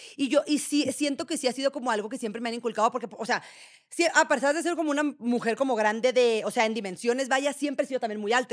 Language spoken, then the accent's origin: Spanish; Guasave, Sinaloa, Mexico; moved away as an adult; also born or lived in Monterrey, Mexico; now in Mexico City, Mexico; yo que soy de Guasave, una ciudad súper chiquita